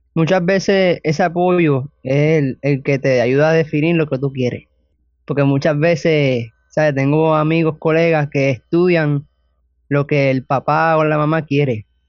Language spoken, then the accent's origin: Spanish; Toa Alta, Puerto Rico; Tengo 17 años y soy de Tobalta, Puerto Rico